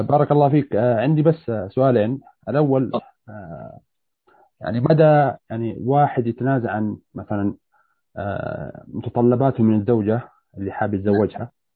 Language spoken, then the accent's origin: Arabic; Saudi Arabia; now in Toronto, Canada; انا من مواليد السعوديه